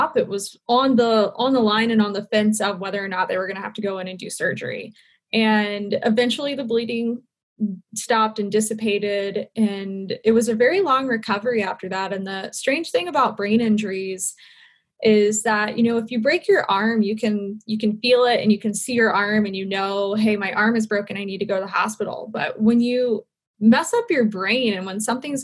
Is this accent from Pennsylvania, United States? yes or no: no; Charlotte, North Carolina, United States; also born or lived in Seattle / Wilmington, North Carolina / Miami; I grew up in Charlotte, North Carolina